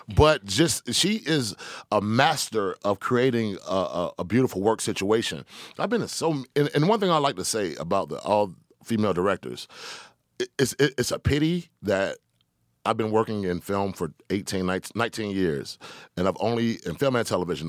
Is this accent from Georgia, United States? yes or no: yes; Decatur, Georgia, United States; also born or lived in Atlanta; I'm from Decatur, Georgia